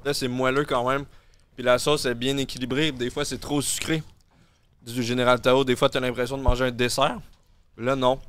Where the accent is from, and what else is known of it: Quebec, Canada; accent: Québécois